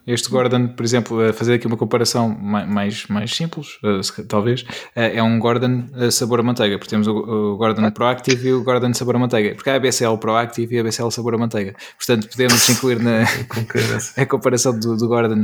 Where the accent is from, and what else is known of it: Peniche, Leiria District, Portugal; born or raised there